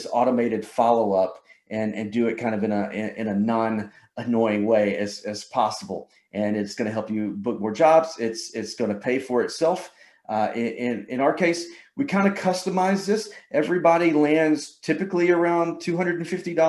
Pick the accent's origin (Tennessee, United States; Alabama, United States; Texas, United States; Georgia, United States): Georgia, United States; Can y'all tell I'm from Georgia?